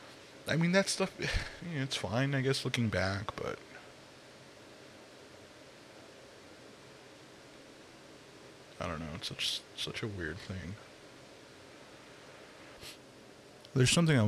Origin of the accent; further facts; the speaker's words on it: Los Angeles, California, United States; I grew up here in Los Angeles